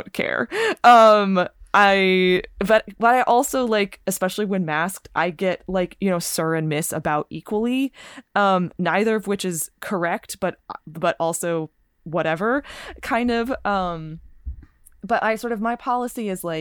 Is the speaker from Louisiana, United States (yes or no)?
no; California, United States; I'm from California